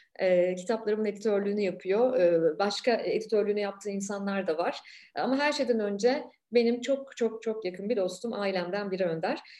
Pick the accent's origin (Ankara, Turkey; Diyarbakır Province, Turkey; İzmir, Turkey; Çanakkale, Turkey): Ankara, Turkey; Ankara'da, e, çok iyi bilirim arka mahalleleri.